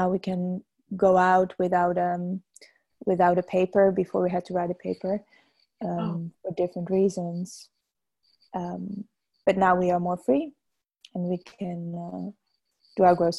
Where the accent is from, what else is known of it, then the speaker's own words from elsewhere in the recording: a tiny village a little above Amsterdam, North Holland, Netherlands; English is a second language; moved away as an adult; now in Paris, France; I'm from Holland, from this really tiny village a little bit above Amsterdam. I'm 27 years old, just turned 27.